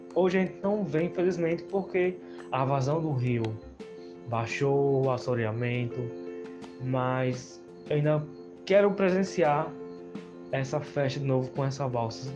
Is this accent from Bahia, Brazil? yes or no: no; Traipu, Alagoas, Brazil; born or raised there